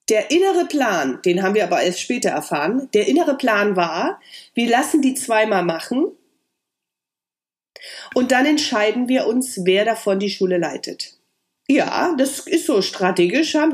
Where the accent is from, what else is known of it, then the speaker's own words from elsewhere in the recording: East Germany, Germany; Und vielleicht war das auch mein Ossi-Charakter